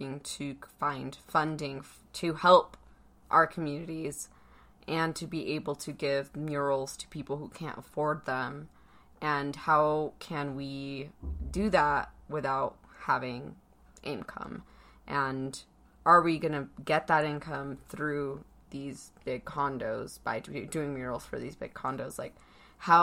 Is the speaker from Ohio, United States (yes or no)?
no; Pomona, California, United States; now in Utah, United States; I grew up in Southern California, and murals were very much a huge part of the neighborhood that I grew up in Pomona